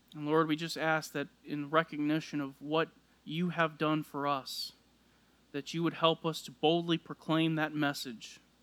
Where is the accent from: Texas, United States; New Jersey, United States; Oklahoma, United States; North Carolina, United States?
Texas, United States; South; I grew up in South Texas